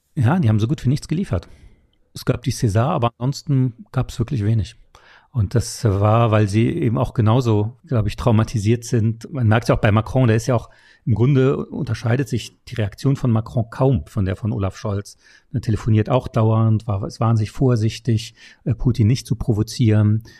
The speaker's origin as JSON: {"language": "German", "region": "Saarland", "country": "Germany", "tie": "born or raised there", "said": "mein Heimatland, das Saarland"}